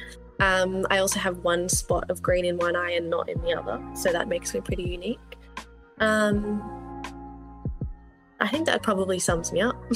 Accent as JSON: {"language": "English", "town": "Melbourne", "region": "Victoria", "country": "Australia", "tie": "born or raised there", "also_born_or_lived": "Northern Territory", "moved": "yes", "said": "Growing up in Australia, I think even from when I moved from Melbourne to the Northern Territory"}